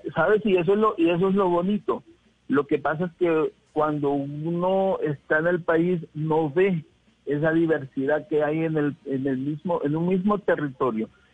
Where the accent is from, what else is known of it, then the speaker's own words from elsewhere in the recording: Honduras; now in Bogotá, Colombia; Yo soy de Honduras